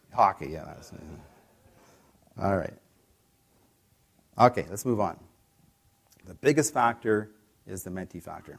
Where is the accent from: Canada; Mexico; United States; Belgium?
Canada; I'm from Canada